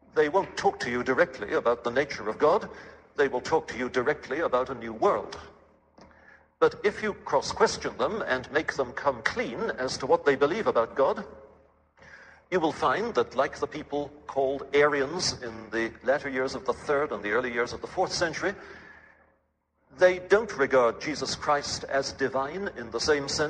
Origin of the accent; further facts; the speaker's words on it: England, United Kingdom; now in Canada; the Anglican prayer book as I was brought up on it in England